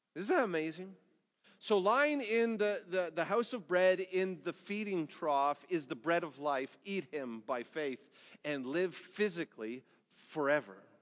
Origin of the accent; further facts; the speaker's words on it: Canada; as a Canadian